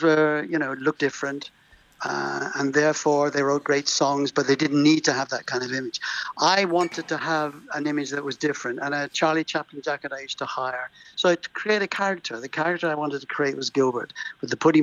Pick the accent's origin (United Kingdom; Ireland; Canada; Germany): Ireland; Waterford, Munster; moved away; I was born in St. Thomas Street in Waterford